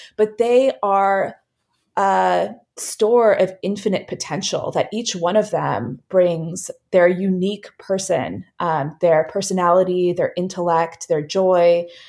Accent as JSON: {"language": "English", "region": "Virginia", "country": "United States", "also_born_or_lived": "Bay Area, California", "moved": "as an adult", "said": "we actually just moved back to Virginia, to our home state from California"}